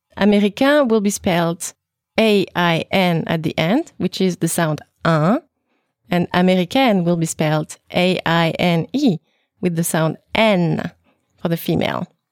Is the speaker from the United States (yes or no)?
no; France; Je suis française